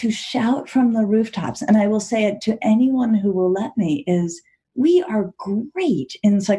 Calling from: Shaker Heights, Ohio, United States; I live in Shaker Heights, Ohio, and that's where I am right now.

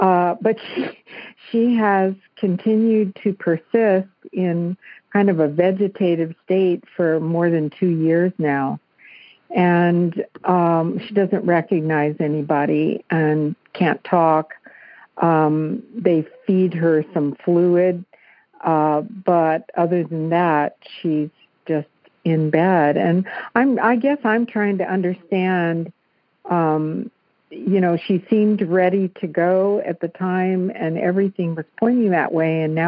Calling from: Hawaii, United States; I'm calling from Maui.

